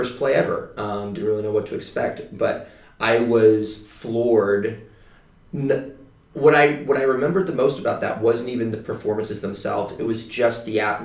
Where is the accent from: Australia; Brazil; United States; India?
United States; Dallas, Texas; moved away as an adult; now in Los Angeles, United States; Growing up in Dallas, Texas